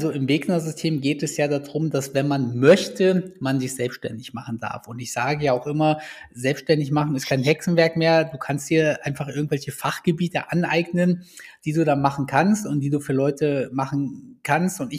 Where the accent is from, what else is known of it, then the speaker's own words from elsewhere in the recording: Kassel, Hesse, Germany; Hier kommen wir beide aus Kassel.